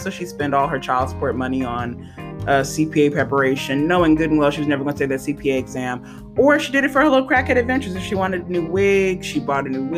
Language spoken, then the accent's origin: English; St. Gabriel, Louisiana, United States; moved away; also born or lived in San Jose, California; I grew up in San Gabriel, Louisiana